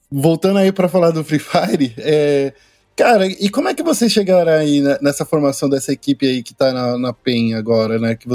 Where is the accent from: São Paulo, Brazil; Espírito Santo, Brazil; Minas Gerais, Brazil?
São Paulo, Brazil; Sou daqui de São Paulo, Zona Leste, São Miguel Paulista. Sou de São Miguel